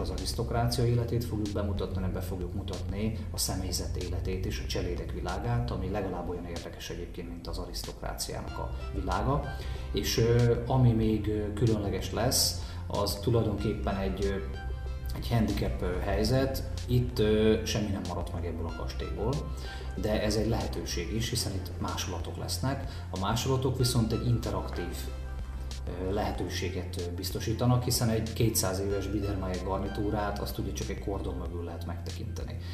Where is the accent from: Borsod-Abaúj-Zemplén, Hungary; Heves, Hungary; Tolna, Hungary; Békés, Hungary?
Békés, Hungary; Gyula; mint gyulai